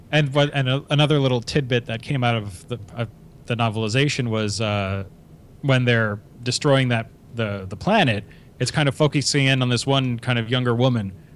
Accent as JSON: {"language": "English", "country": "Canada", "said": "we're Canadian"}